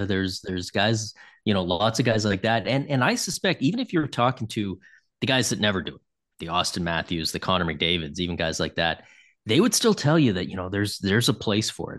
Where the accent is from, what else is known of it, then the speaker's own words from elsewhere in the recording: Toronto, Ontario, Canada; I grew up in Toronto